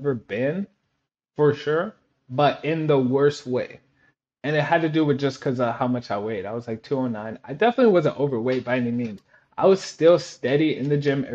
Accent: Odessa, Texas, United States; moved away as an adult; also born or lived in Korea / Germany / Turkey / San Antonio, Texas; Growing up in Odessa, Texas, like Friday Night Lights is a real big ordeal

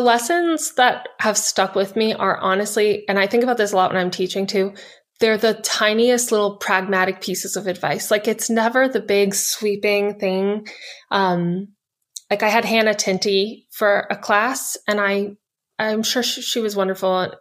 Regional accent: United States; I'm an American author

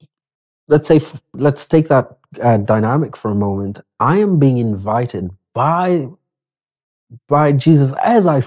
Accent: Kenya; also born or lived in Nakuru; I'm just a Kenyan who says Asante every moment

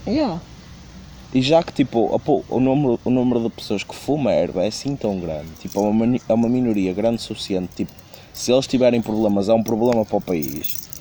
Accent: Porto, Norte, Portugal; eu sou do Porto

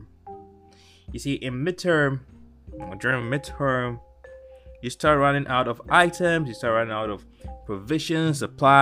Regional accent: Ghana; I grew up in Ghana

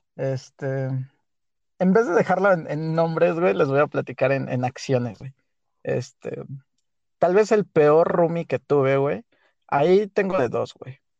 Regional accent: Huichapan, Hidalgo, Mexico; moved away; Yo soy de Huichapan, Hidalgo el bello y poderosísimo estado de Hidalgo

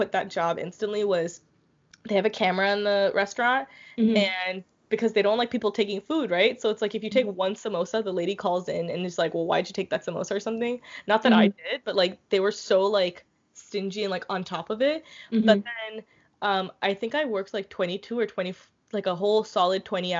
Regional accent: India; moved away as an adult; now in Canada; I worked at an Indian restaurant, of course, because I'm Indian

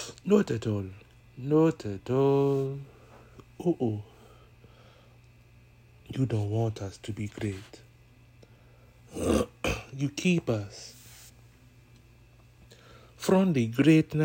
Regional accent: California, United States; I'm from California. I was there when it happened. That's why I say I was a baby

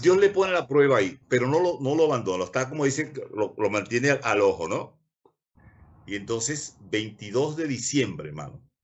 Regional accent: Maturín, Monagas, Venezuela; moved away as an adult; now in Neuquén, Argentina; yo nací en Maturín. Yo nací donde está actualmente la Plaza Rómulo Gallegos

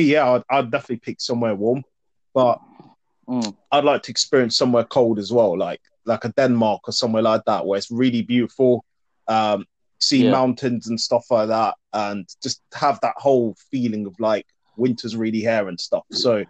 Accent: Sierra Leone; And when you go to obviously your home country, which I'm from, Sierra Leone, by the way, in case people didn't know, when you go there, I didn't really enjoy it as much.

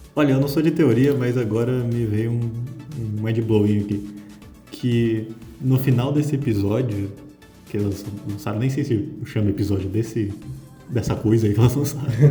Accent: Brazil; sou brasileiro

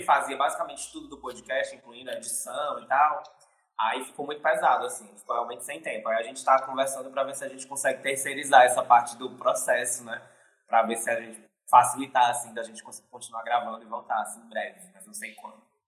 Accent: Fortaleza, Ceará, Brazil; eu sou fortalezense aqui do Ceará, nordestino

